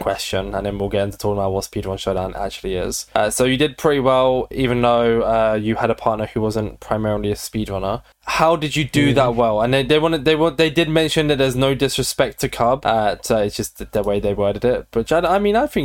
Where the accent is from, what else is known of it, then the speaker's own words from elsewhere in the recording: England, United Kingdom; I am very English. Very English.